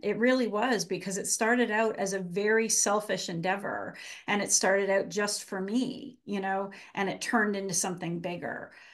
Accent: Canada; accent: Canadian; moved away as an adult; now in Massachusetts, United States; I am Canadian. I grew up in Canada and, um, lived there until I went to college

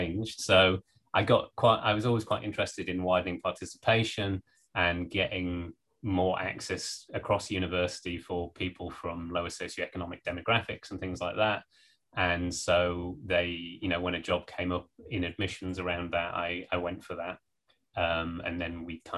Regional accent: the Northeast, North East England, United Kingdom; moved away as an adult; also born or lived in Norwich / Berkeley, California; I grew up in the Northeast

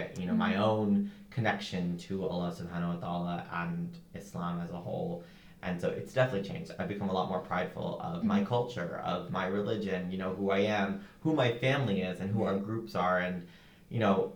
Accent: United States; I'm Muslim, I'm Indian, but not really. Like, I'm a kid in America trying to assimilate

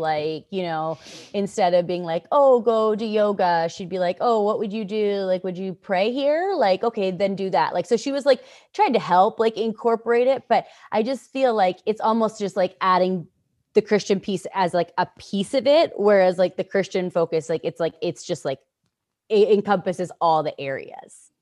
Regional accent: Canada; I'm from Canada

